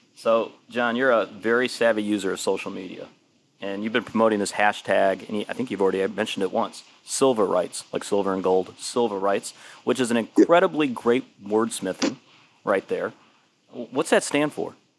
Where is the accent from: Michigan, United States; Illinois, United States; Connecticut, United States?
Michigan, United States; Detroit; moved away; I'm originally from Detroit.